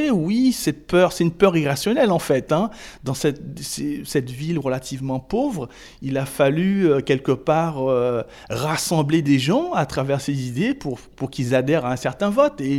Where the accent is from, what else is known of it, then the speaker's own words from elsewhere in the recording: Île-de-France, France; Et je viens de la Seine-Saint-Denis.